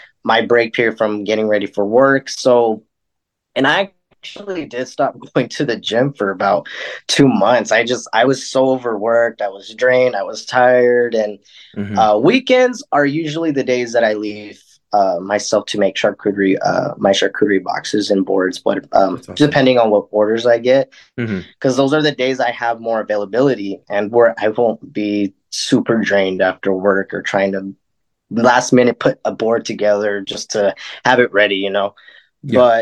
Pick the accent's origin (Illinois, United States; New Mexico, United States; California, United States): New Mexico, United States; Lake Arthur; also born or lived in Roswell, New Mexico; I was born here in Roswell, but I was raised in Lake Arthur, New Mexico, which is about 35, 40 miles south of Roswell